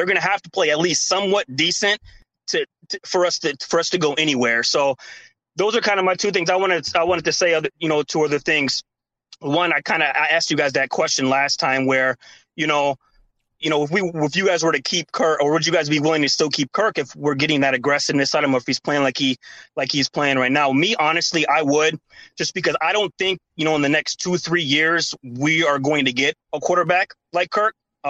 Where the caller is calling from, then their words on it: Shakopee, Minnesota, United States; I'm still out here in Shakopee, but yeah, man, I'm with you guys.